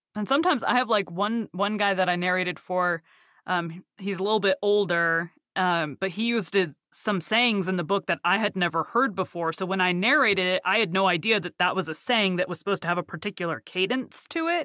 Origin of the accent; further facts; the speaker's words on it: the South, United States; I'm from the South